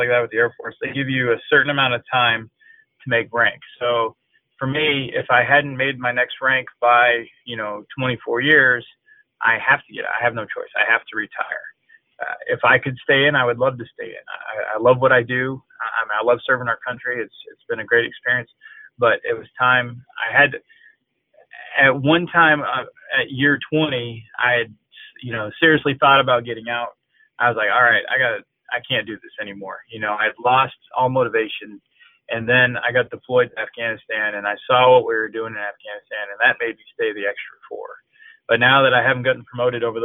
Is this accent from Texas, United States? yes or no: no; Allenstown, New Hampshire, United States; moved away as an adult; I grew up in Allenstown, New Hampshire.